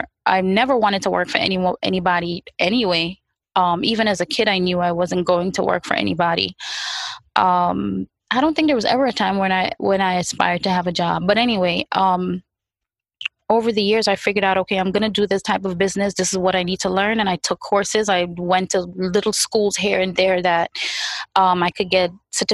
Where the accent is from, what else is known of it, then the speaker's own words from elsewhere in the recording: New York City, New York, United States; also born or lived in Far Rockaway; growing up in the 90s, meaning the 90s Brooklyn, East 96, East 95, those places